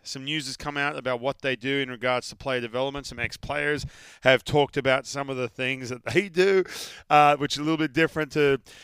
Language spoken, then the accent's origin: English; Australia; moved away; I'm from Australia. We all live out in the sun